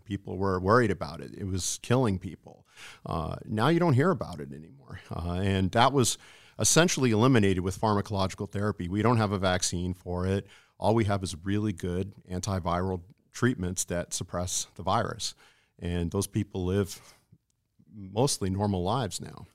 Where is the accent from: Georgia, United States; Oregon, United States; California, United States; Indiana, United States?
California, United States; moved away as an adult; also born or lived in San Antonio, Texas / Massachusetts; now in Alaska, United States; I grew up in California